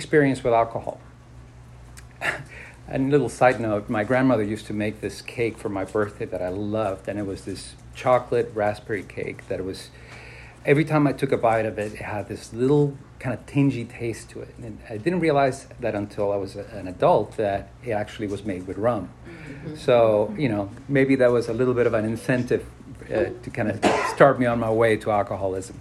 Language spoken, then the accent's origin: English; Mexico City, Mexico; I was born and raised in Mexico City